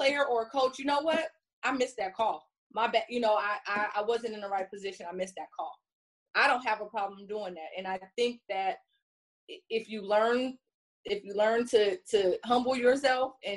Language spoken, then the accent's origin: English; Compton, California, United States; I grew up in Compton.